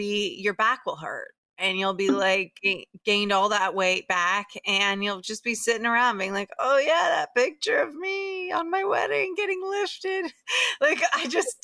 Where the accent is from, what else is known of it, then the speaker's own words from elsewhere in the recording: Tampa, Florida, United States; now in New York, United States; I grew up in Tampa, this is a place where there really, really aren't Jews